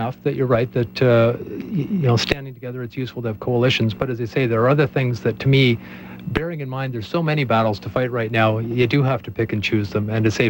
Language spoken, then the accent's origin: English; Canada; my rights as a Canadian